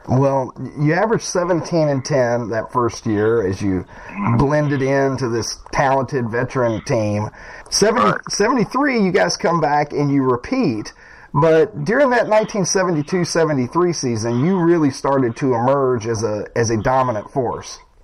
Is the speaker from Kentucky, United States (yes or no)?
yes; Kentucky, United States; growing up in Kentucky